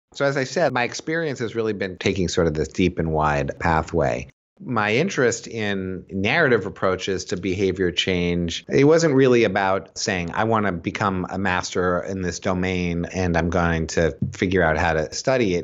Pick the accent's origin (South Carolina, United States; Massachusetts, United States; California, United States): Massachusetts, United States; Boston; now in Philadelphia, United States; I live in Philadelphia. I'm from Boston originally